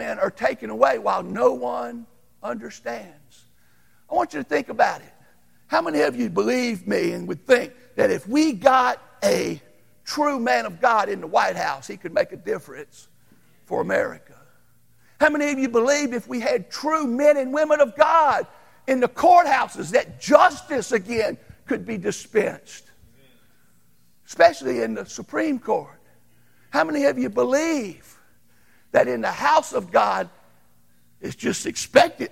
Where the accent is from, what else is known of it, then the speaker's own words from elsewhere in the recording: Louisiana, United States; I grew up in Louisiana